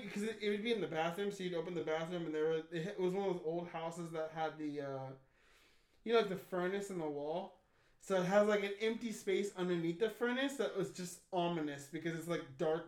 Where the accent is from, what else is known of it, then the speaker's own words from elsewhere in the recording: United States; I'm an American